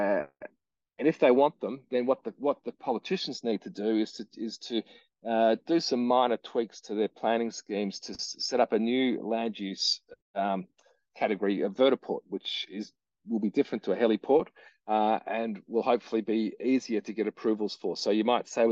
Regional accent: Victoria, Australia; my home state of Victoria

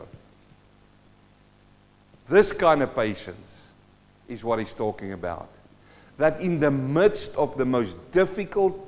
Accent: Western Transvaal, North West, South Africa; I grew up in Western Transvaal.

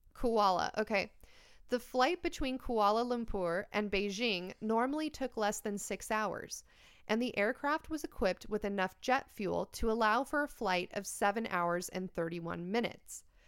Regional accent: United States; I am American

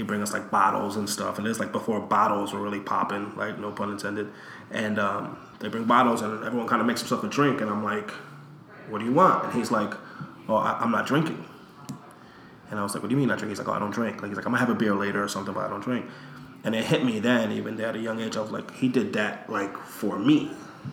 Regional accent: New York, United States; also born or lived in Puerto Rico; I was from New York.

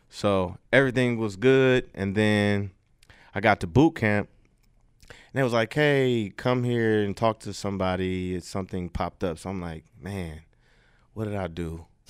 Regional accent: Detroit, Michigan, United States; moved away as an adult; also born or lived in Louisiana / Houston, Texas; I'm from Detroit. So I grew up in a Detroit public school system

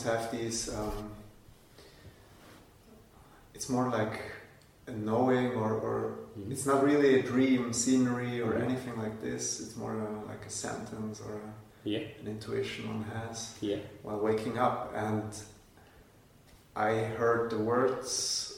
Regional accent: Switzerland; we Swiss people

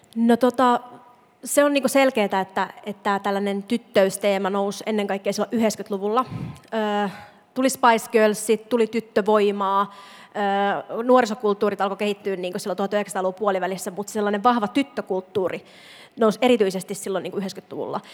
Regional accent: Imatra, South Karelia, Finland; moved away; mä itse mä oon Imatralta, ja siellä ei niin kun, feminismistä juuri puhuttu. Ja tota, me jotenkin ajattelen aina niitä sellaisia imatralaisia tyttöjä. Sellainen, niin kuin minäkin olin

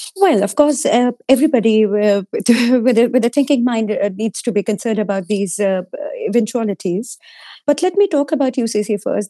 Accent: Uttar Pradesh, India; I come from Uttar Pradesh

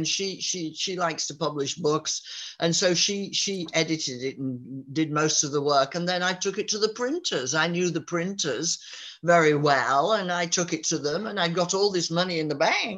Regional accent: Yorkshire Dales, Yorkshire and the Humber, United Kingdom; my village here, I was born here, and my father and my grandfather were born in this village in the Yorkshire Dales

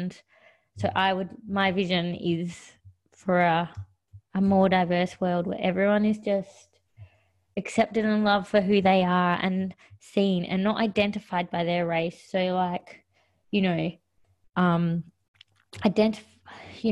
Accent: Australia; I am really from Australia. I don't know anything different. I've been raised here.

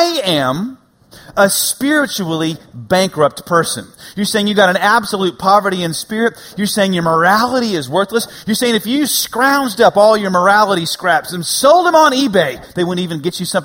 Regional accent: United States; I'm an American

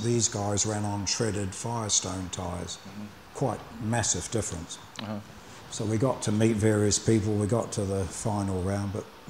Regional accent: Dunedin, Otago, New Zealand; moved away as an adult; also born or lived in Auckland; My hometown, Dunedin, there wasn't much motorsport, so I had an opportunity to move to Auckland.

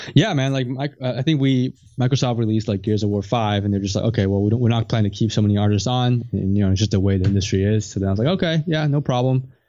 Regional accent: Canada; I'm from Canada, I'm not in the U S

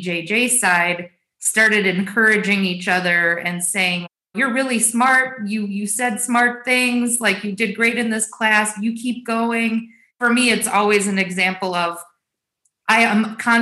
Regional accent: United States; we are all American

